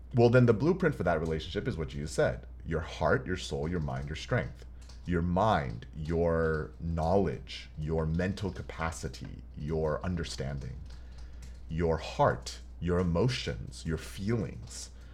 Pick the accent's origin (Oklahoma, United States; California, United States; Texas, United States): Texas, United States; Houston; now in Los Angeles, United States; growing up in Houston